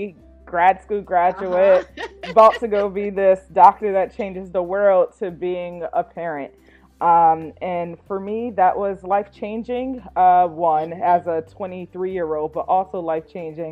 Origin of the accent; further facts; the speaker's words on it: New Haven, Connecticut, United States; I'm from New Haven, Connecticut. And I grew up in housing projects